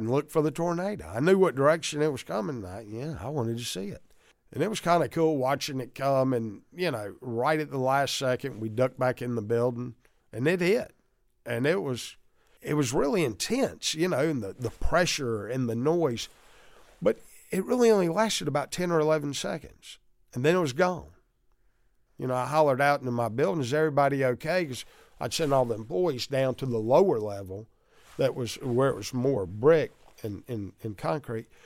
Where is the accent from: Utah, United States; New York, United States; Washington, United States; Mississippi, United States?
Mississippi, United States; our whole wife's growing up in Mississippi